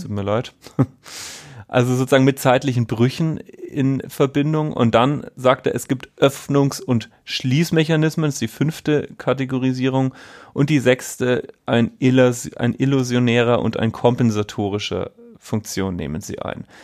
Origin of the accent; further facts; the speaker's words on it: Bavaria, Germany; ich komme aus Bayern